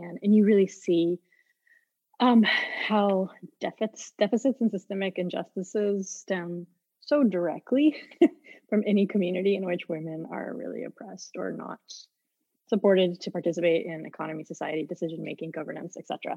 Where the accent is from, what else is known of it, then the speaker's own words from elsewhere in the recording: Houston, Texas, United States; moved away as an adult; also born or lived in Netherlands; I grew up in Houston, Texas